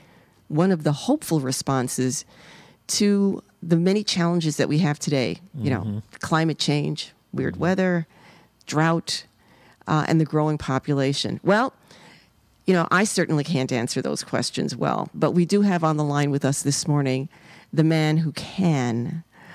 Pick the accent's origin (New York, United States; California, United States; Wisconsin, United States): New York, United States; New York City; moved away; I was growing up in the South Bronx, the inner city of New York City.